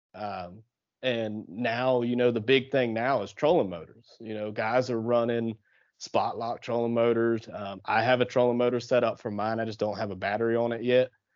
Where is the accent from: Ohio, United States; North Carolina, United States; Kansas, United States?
Ohio, United States; southeastern; moved away as an adult; also born or lived in the South; I actually grew up in, uh, southeastern Ohio, uh, right on the Ohio River